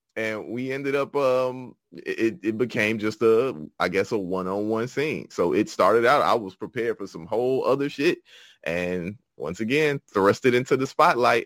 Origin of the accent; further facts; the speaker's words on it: Chicago, Illinois, United States; Originally from Chicago, Illinois